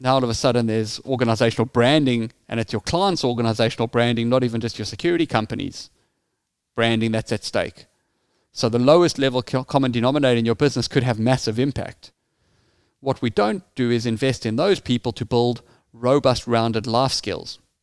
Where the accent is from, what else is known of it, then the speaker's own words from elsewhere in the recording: South Africa; as you can hear from my accent, I grew up in South Africa.